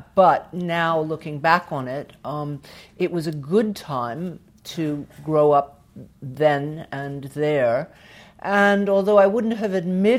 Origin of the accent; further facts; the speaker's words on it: Atlanta, Georgia, United States; moved away; I was born in Atlanta, Georgia. I'm not a real Southerner. My parents moved from Chicago right before I was born, so we were very much other in those days in Atlanta. It was a tiny place, not what it is now.